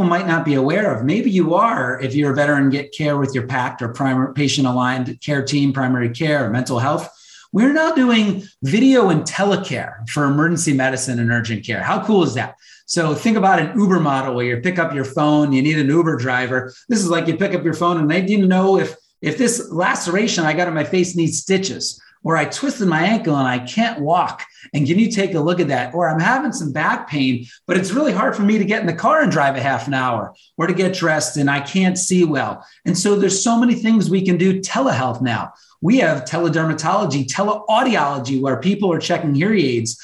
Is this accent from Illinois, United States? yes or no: yes; Chicago, Illinois, United States; moved away; I grew up and worked in Chicago for some time